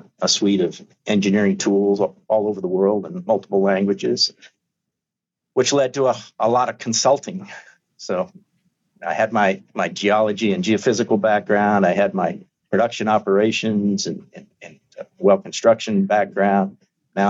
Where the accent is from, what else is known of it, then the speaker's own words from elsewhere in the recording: Arizona, United States; moved away as an adult; also born or lived in Mexico; I'm from Arizona, raised there, went to school there